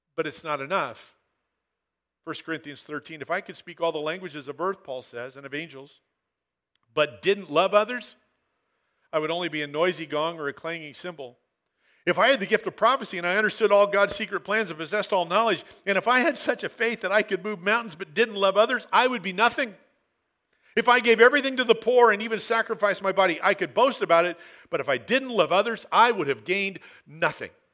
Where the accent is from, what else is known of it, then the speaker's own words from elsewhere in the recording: Southern Oregon, United States; I grew up in Southern Oregon